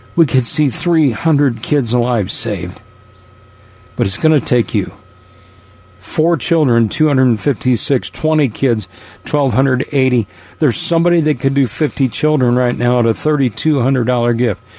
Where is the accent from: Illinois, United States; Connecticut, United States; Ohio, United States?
Connecticut, United States; moved away as an adult; also born or lived in Haiti; I'm from Connecticut